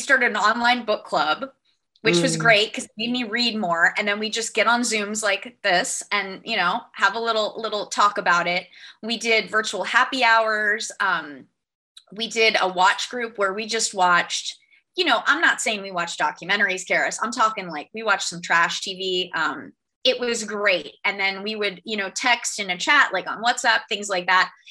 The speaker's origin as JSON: {"language": "English", "region": "Florida", "country": "United States", "said": "my home state"}